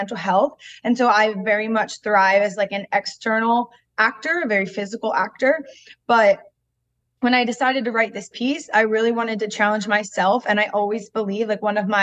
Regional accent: New Jersey, United States; moved away as an adult; also born or lived in the South; now in Philadelphia, United States; I grew up in South Jersey

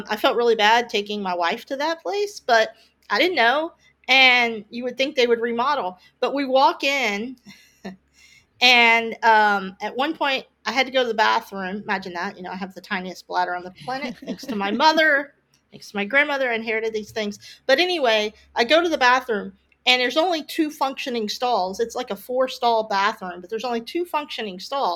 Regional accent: Mount Vernon, Texas, United States; moved away; I'm from Mount Vernon

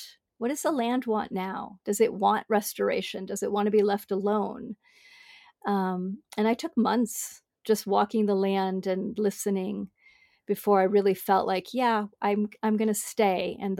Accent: Hong Kong; also born or lived in Bangkok / Singapore; I grew up in big cities. I grew up in Hong Kong and Bangkok and Singapore.

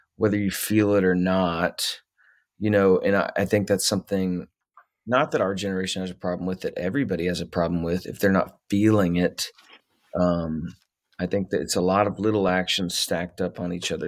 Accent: Middletown, Ohio, United States; also born or lived in Texas / Nashville; now in Kansas, United States; I was born in Texas and then we moved to Ohio. That's where I grew up

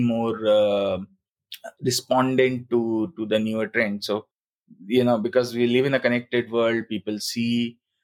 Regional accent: Bhopal, Madhya Pradesh, India; moved away as an adult; also born or lived in Singapore; when I had to come back to my hometown, then we decided, me and my wife, we decided that let's set up our own coffee roastery

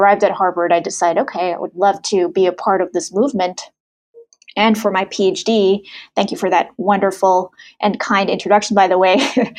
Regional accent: Germany; also born or lived in Saudi Arabia / Sri Lanka; I was born in Saudi Arabia, grew up in Germany, went to high school in Sri Lanka.

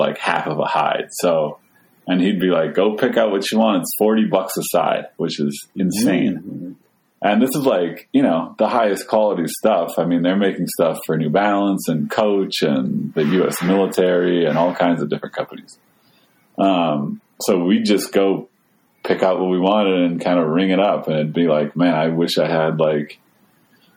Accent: Skowhegan, Maine, United States; I grew up in Skowhegan, Maine

